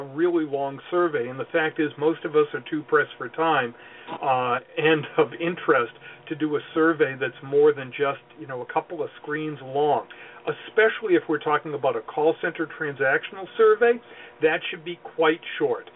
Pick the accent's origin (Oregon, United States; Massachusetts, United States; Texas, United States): Massachusetts, United States; Boston; I'm from Boston, I got to say it right